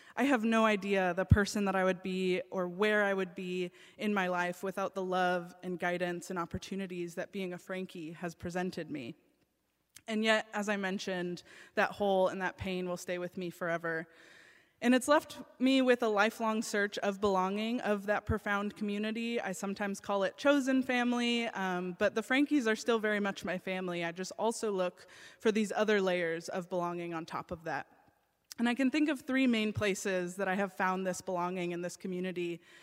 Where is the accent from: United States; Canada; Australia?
United States; I grew up in the United States